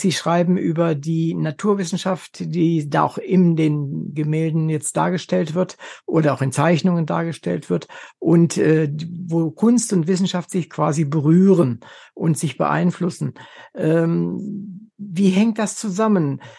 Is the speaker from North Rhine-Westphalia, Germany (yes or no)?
no; Wolfenbüttel, Lower Saxony, Germany; Ich komme aus Wolfenbüttel, also ist nicht so weit weg von Berlin